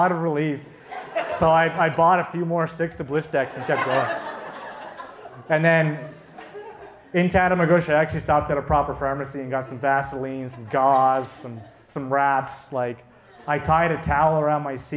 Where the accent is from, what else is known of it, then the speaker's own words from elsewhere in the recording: Cape Breton, Nova Scotia, Canada; I'm from Cape Breton.